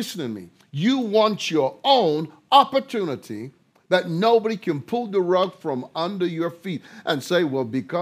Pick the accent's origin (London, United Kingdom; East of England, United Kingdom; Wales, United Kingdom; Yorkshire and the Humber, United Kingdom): London, United Kingdom; If you come from a country like I do, where there was a class system, I was raised in London